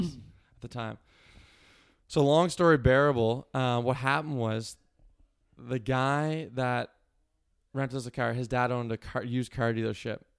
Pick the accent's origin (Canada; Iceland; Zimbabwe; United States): Canada; Cole Harbour, Nova Scotia; also born or lived in Halifax, Nova Scotia; I like to say Cole Harbor, Nova Scotia